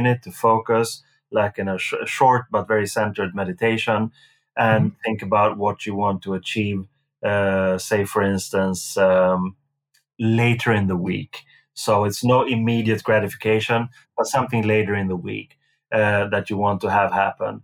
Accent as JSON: {"language": "English", "country": "Sweden", "tie": "born or raised there", "said": "growing up in Sweden when I did"}